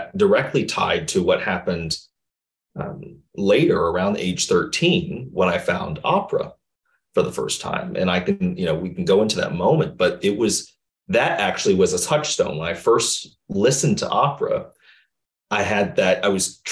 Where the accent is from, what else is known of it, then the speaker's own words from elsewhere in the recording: Chicago, Illinois, United States; I grew up in the South Side of Chicago